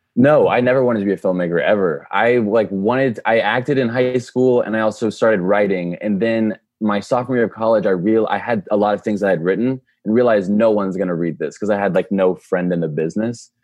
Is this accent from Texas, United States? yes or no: yes; Dallas, Texas, United States; we're both from Dallas.